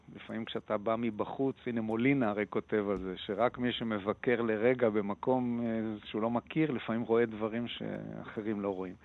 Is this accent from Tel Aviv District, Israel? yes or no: yes; Tel Aviv, Tel Aviv District, Israel; אני תל אביבי מלידה